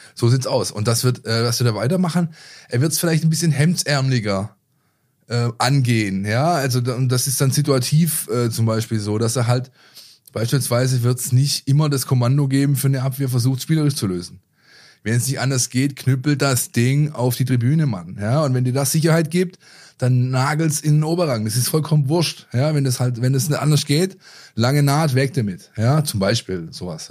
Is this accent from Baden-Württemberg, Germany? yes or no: yes; the area of Löchgau, Baden-Württemberg, Germany; Ich komme aus der Ecke